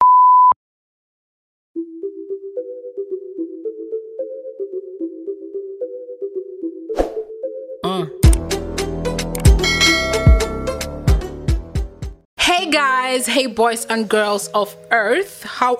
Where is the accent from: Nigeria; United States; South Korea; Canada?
Nigeria; as a Nigerian youth